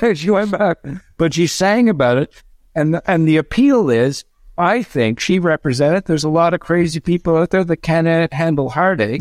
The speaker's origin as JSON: {"language": "English", "country": "Canada", "said": "go across Canada and show him my home country"}